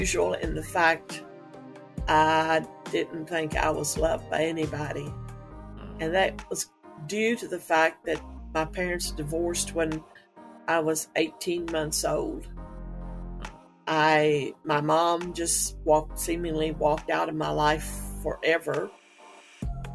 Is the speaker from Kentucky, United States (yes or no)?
yes; Henderson, Kentucky, United States; I am from Henderson, Kentucky